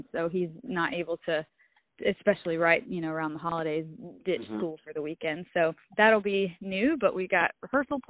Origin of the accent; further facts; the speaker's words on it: the South, North Carolina, United States; growing up in the South